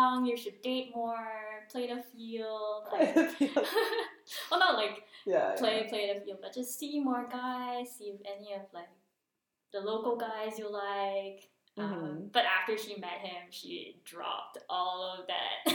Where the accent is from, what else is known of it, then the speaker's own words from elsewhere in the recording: Singapore; moved away as an adult; now in Munich, Germany; I grew up in Singapore.